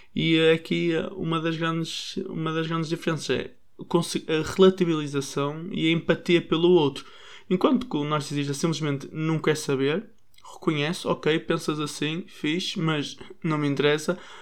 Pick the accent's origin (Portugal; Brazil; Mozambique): Portugal; Nós, às vezes, portugueses